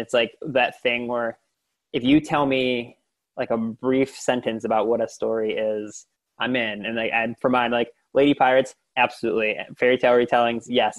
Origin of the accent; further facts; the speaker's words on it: Lorain, Ohio, United States; I grew up in Toni Morrison's hometown of Lorain, Ohio